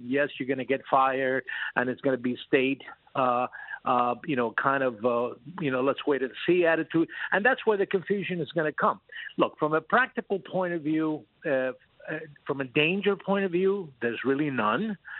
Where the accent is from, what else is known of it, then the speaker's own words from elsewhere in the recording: United States; we as American